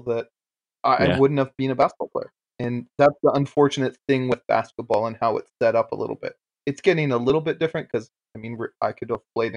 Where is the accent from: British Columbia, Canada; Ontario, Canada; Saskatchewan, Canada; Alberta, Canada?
British Columbia, Canada; Aldergrove; moved away; also born or lived in Antigonish, Nova Scotia; I'm from Aldergrove